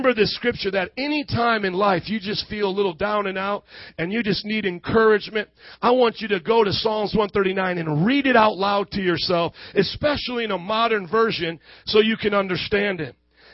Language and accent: English; Fort Wayne, Indiana, United States; I come from Fort Wayne, Indiana, and these are my parents